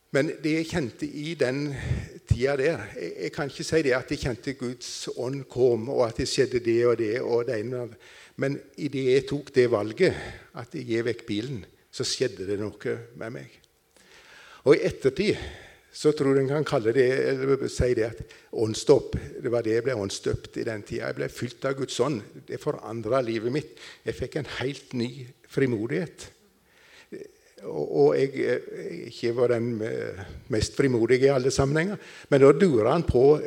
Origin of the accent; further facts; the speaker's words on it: Nissedal, Telemark, Norway; moved away; jeg kommer fra Telemark, Nissedal. Det hører vel kanskje de fleste